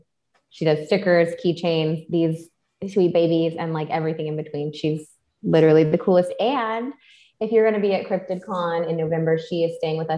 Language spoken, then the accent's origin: English; Texas, United States; In my home state of Texas.